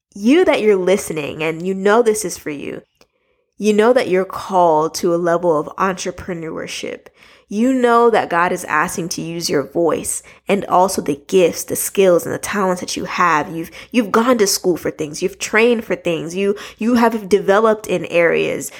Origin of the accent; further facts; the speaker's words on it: United States; I'm from America